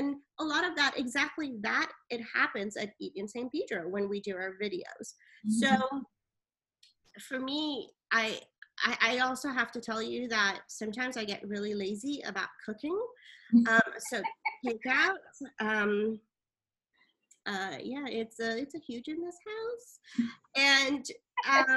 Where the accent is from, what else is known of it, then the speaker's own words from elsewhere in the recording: Italy; moved away; also born or lived in Iran; I was born in Iran